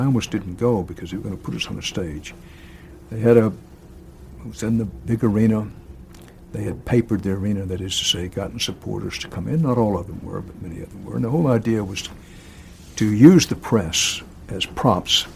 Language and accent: English; Houston, Texas, United States; moved away; Houston is my hometown. I grew up there, was in radio there and television there for years